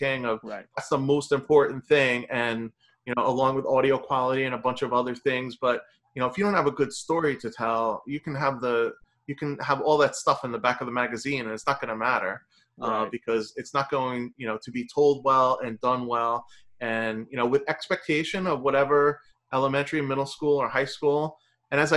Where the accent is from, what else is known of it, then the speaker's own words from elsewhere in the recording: New Jersey, United States; I'm from New Jersey.